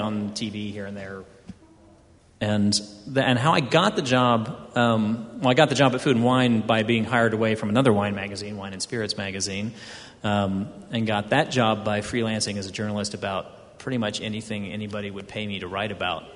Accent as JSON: {"language": "English", "town": "Houston", "region": "Texas", "country": "United States", "tie": "born or raised there", "said": "I grew up in Houston, Texas, which was built on a swamp"}